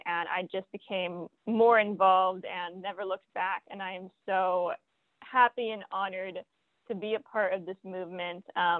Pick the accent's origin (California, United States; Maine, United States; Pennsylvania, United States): California, United States; San Diego; now in St. Petersburg, United States; Yeah, so I am originally from San Diego, California, and I'm now living in St. Petersburg, Florida, home of Black Power 96, and very happy to be doing so. I'm from a theater background